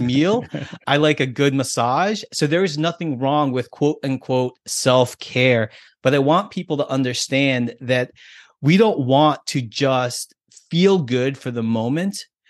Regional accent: United States; me being American and being here in this country

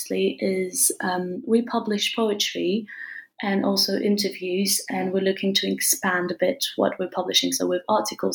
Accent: France; also born or lived in England; I studied a bit in England and I was raised and born in France

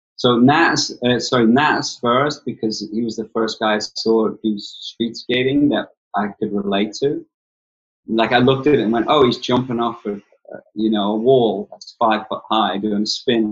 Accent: North West England, United Kingdom; I'm from way north, you know, northwest coast, and my accent's all gravelly

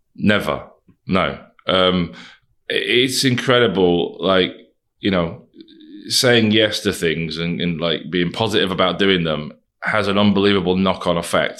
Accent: Wigan, North West England, United Kingdom; some lad from Wigan.

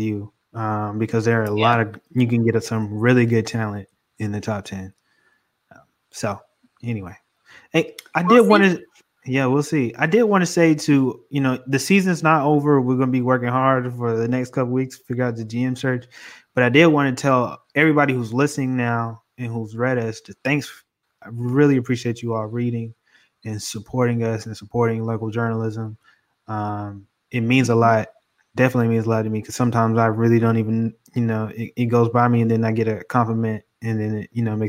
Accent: Charlotte, North Carolina, United States; I grew up in Charlotte

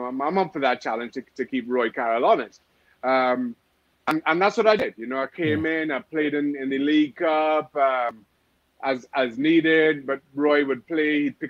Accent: Trinidad & Tobago; You know, I grew up in Trinidad Tobago where, you know, you had two channels on TV.

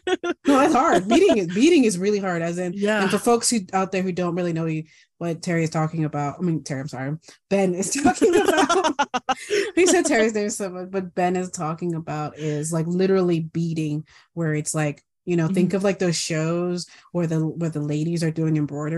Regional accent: Guam; I grew up on Guam for 12 years, all my squishy years, you know, my formative years.

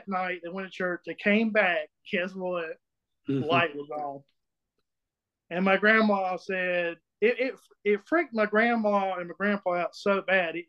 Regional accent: Emmett, South Carolina, United States; I'm from Emmett, South Carolina

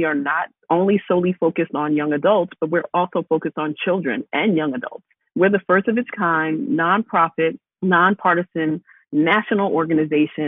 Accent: New York, United States; I'm from New York, but my father is in federal prison

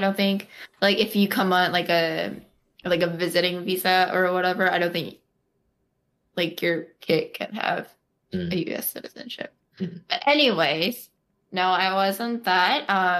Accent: United States; born there; Okay. Well, so I was born in America, and then...

